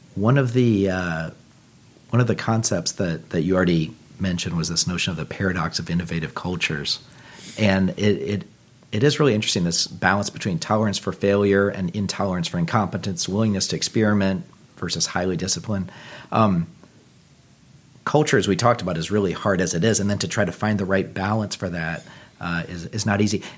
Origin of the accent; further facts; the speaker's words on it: Texas, United States; moved away; I, I grew up in Texas originally